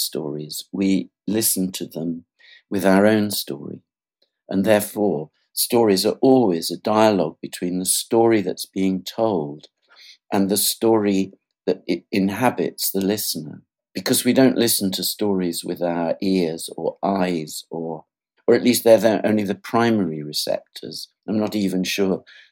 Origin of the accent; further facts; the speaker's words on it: England, United Kingdom; I'm English. That's where I was born in England